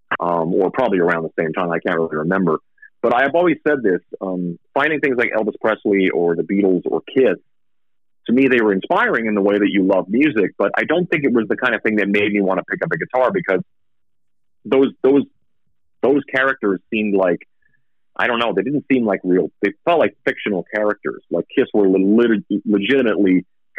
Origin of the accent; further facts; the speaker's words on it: Saskatchewan, Canada; also born or lived in Vancouver, Canada; now in Las Vegas, United States; I moved like from Saskatchewan, where I grew up, was super winter